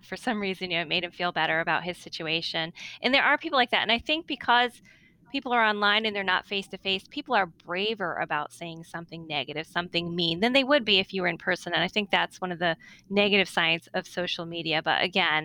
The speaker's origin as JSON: {"language": "English", "region": "Northeast", "country": "United States", "said": "I'm from the Northeast"}